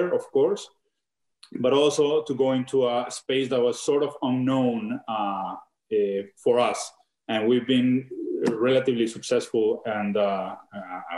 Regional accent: southwestern Colombia, Colombia; moved away as an adult; now in Canada; I am born and raised in Colombia. I am from the southwestern part of Colombia

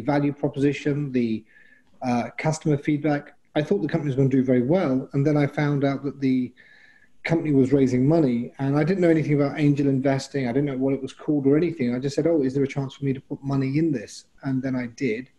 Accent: London, United Kingdom; moved away; I'm from London originally

